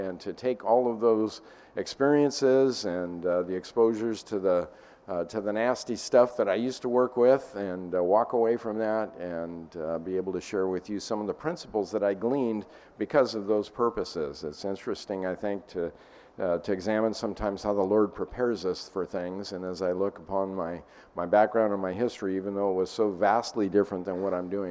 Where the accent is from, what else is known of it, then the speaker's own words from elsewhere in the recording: Butte County, Northern California, United States; moved away; I'm originally from Northern California, Butte County area